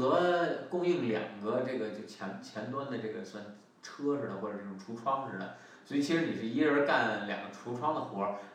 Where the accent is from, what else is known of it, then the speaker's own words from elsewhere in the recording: China; moved away; also born or lived in United States; 我们中国人